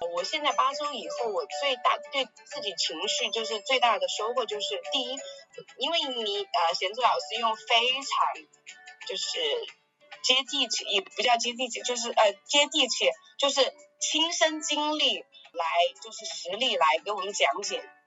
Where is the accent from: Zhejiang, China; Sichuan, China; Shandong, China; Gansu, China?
Sichuan, China; 我是四川人嘛